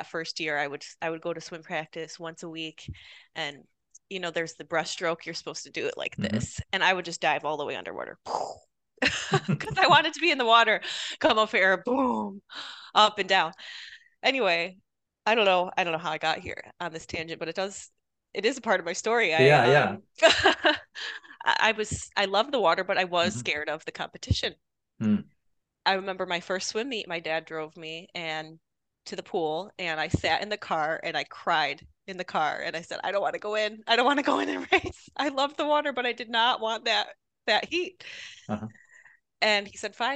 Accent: Rochester, New York, United States; moved away; I'm from Rochester, New York. I grew up in a small farm town outside of the city of Rochester

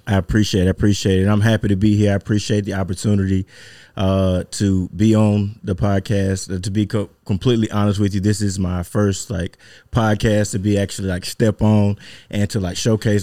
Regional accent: Mississippi, United States; born and raised in Mississippi.

